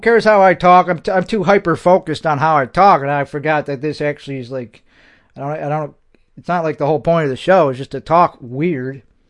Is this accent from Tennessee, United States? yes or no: no; Missouri, United States; I'm a Missouri. I'm from Missouri. I'm from the bumblefuck hills of Missouri.